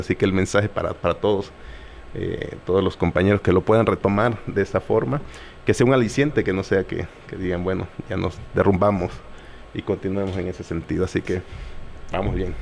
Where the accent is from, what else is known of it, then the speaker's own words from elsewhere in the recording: coast of Guerrero, Mexico; now in Chilpancingo, Mexico; mi pueblo, en la costa